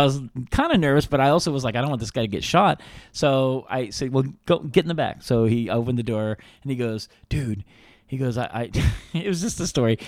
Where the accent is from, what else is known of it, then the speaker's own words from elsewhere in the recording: Reno, Nevada, United States; we grew up in Reno